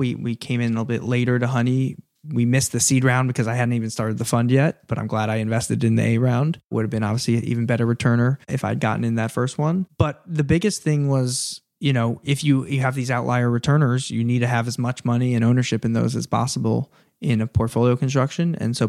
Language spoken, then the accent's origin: English; East Coast, United States; I grew up on the East Coast. All our grandparents moved down there when they got old and wanted to retire.